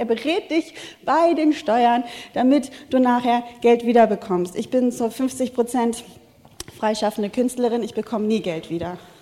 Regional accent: Wuppertal, North Rhine-Westphalia, Germany; ich komme aus Wuppertal, wir haben keine Natur

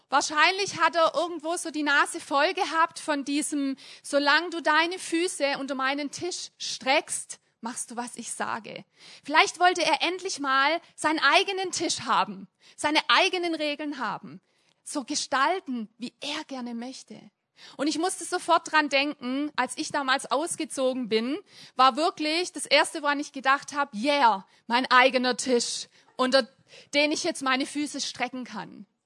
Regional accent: Hemmingen, Germany; Ich komme auch aus Hemmingen.

